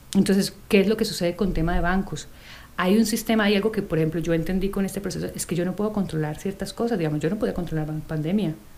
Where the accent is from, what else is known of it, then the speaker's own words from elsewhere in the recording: Colombia; moved away; yo soy colombiana